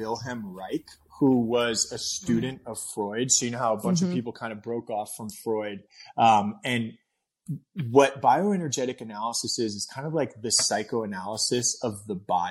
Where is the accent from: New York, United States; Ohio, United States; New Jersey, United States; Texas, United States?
New York, United States; New York City; moved away; I grew up in Brooklyn. So I was born and raised in Fort Greene, Brooklyn